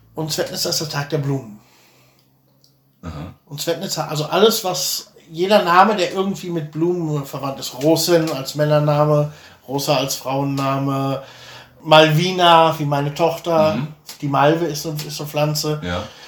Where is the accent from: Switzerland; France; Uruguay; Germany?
Germany; moved away; hier zu heiraten als Deutscher